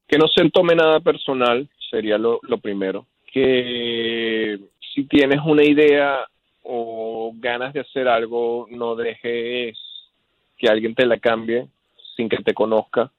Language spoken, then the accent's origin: Spanish; Venezuela; moved away as an adult; also born or lived in Seattle; cuando estaba creciendo como un adolescente en Venezuela